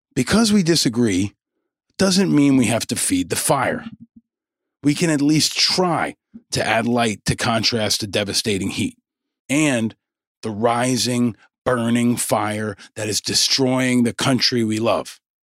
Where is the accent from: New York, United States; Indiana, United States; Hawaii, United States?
New York, United States; I grew up in New York listening to Rush Limbaugh